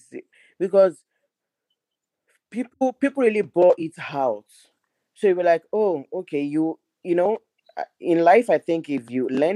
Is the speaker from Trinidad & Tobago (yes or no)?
no; Nigeria; moved away; I'm Nigerian, which is from Africa.